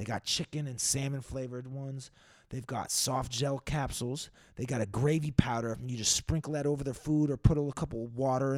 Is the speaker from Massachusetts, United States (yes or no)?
yes; Boston, Massachusetts, United States; Yeah, bro, I'm from Mass. I'm from Boston.